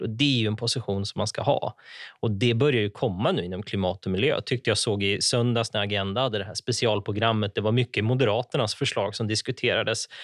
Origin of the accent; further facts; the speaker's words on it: Ockelbo, Gävleborg County, Sweden; moved away; jag växte upp i Ockelbo